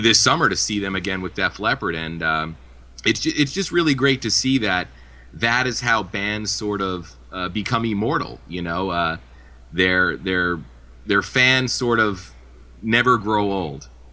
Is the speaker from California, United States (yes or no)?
no; New Jersey, United States; where I grew up here in New Jersey, I went to high school at the same high school as …